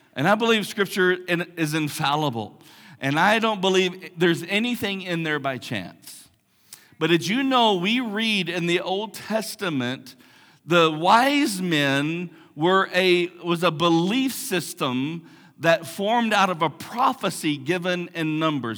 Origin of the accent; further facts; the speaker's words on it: Big Lake, Texas, United States; I grew up in Big Lake, big, big town, big metropolis of Big Lake